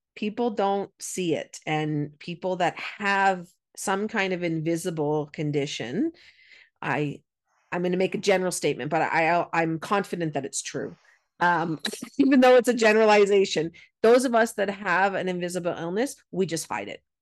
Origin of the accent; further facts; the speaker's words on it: Canada; I'm a Canadian and we've got lots of snow